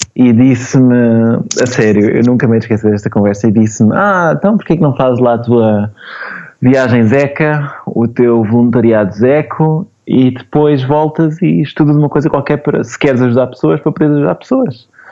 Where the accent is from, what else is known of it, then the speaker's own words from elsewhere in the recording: Portugal; also born or lived in Lisbon; Eu, como português